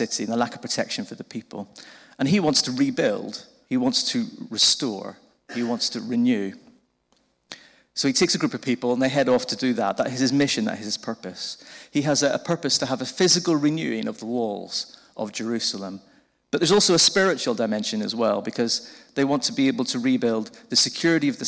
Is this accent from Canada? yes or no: no; Belfast, Northern Ireland, United Kingdom; moved away as an adult; now in Winchester, United Kingdom; I'm originally from Belfast in Northern Ireland. You might have picked that up from the funny accent.